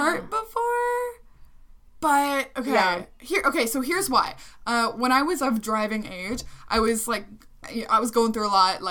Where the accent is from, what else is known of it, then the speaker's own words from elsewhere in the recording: Midwest, United States; growing up in the Midwest in the U.S.